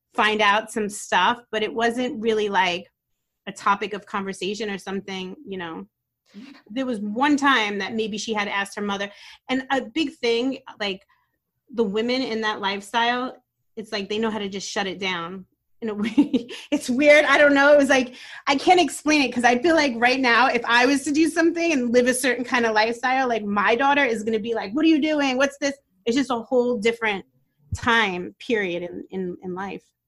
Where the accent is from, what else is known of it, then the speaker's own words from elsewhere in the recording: New York City, New York, United States; also born or lived in Brooklyn, New York; I was born in Brooklyn, New York, and I moved to Staten Island when I was about eight years old